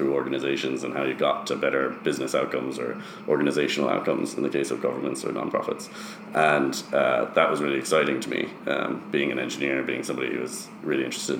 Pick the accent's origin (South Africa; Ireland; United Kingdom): Ireland; born there; also born or lived in United States; Yeah, so I'm originally from Ireland. I was born in Ireland. I spent about half my life in the US